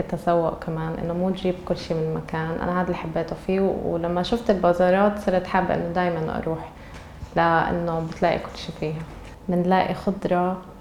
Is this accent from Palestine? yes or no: yes; Nablus, West Bank, Palestine; moved away as an adult; now in Istanbul, Turkey; انا مدينتي نابلس